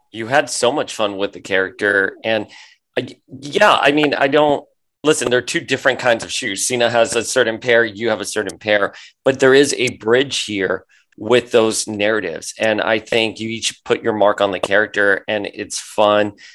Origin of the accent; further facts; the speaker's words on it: Miami, Florida, United States; I grew up in Miami